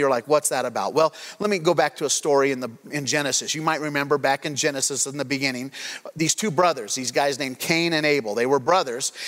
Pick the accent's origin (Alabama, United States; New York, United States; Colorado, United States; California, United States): Colorado, United States; Craig; When I grew up, I grew up in Craig, Colorado